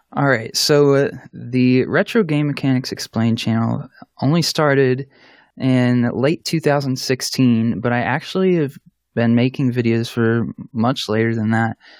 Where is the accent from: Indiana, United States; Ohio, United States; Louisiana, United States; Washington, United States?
Ohio, United States; Columbus; I'm from Columbus, Ohio, in the United States